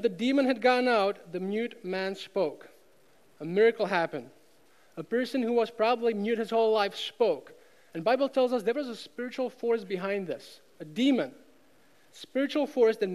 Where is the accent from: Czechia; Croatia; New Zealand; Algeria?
Czechia; moved away as an adult; now in United States; I grew up in Czech Republic.